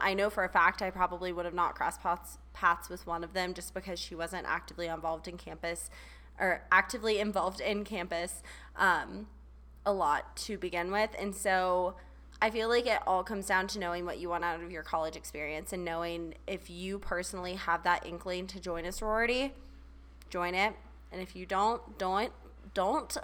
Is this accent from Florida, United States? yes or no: no; Charleston, South Carolina, United States; moved away; I grew up in Charleston